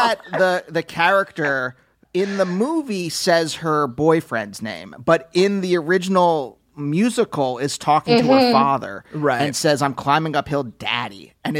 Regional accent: Pennsylvania, United States; I was growing up in Pennsylvania.

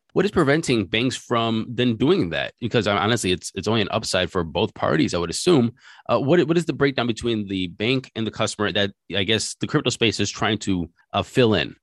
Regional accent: United States; as an American

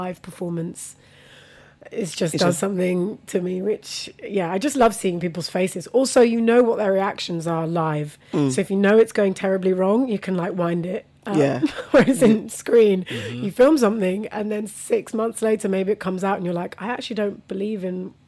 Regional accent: Buckinghamshire, South East England, United Kingdom; also born or lived in Bradford, West Yorkshire / Vitória, Espírito Santo, Brazil; growing up in Buckinghamshire as well, like, I was literally the only brown person in the village

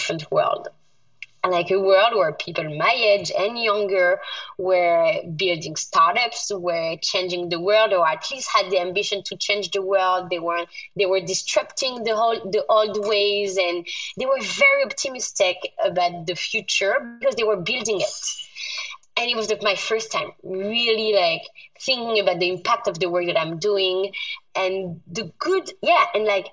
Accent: France; moved away; I was born in France, but being the first generation French in my family, my parents were born in North Africa

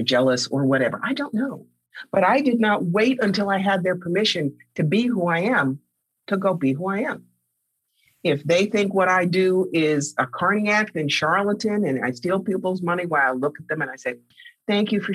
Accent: Cherry Hill, New Jersey, United States; a nice Jewish kid growing up in Cherry Hill, New Jersey, to a very wealthy family

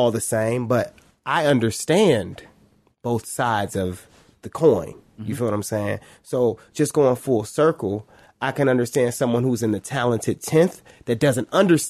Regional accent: Cleveland, Ohio, United States; also born or lived in Shaker Heights, Ohio; I was born in Cleveland. I grew up in Shaker. Well, let me say I lived in Shaker, but I grew up in Cleveland.

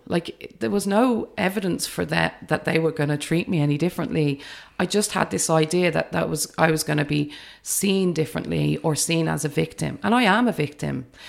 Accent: England, United Kingdom; now in Ireland; I grew up in the U K, but I'm Irish family

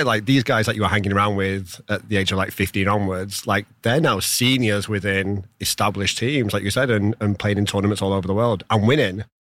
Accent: Rochdale, North West England, United Kingdom; I'm from Rochdale, which has a massive, massive Pakistani population.

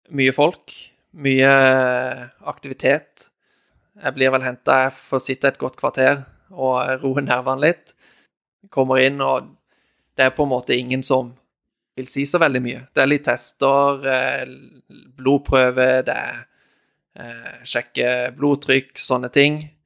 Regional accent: Norway; moved away as an adult; familien min hjemme i Norge

